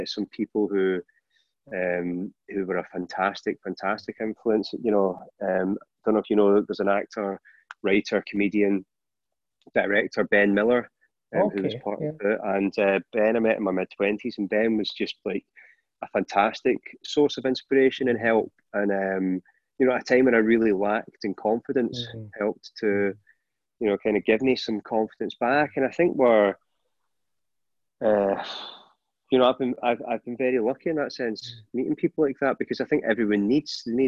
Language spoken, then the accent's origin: English; Scotland, United Kingdom; being Scottish